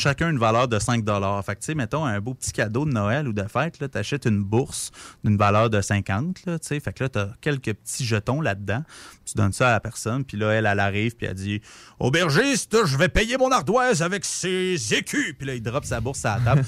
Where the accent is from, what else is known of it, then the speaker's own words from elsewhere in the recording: Repentigny, Quebec, Canada; moved away as an adult; now in Quebec City, Canada; je viens de Repentigny, la proche de Montréal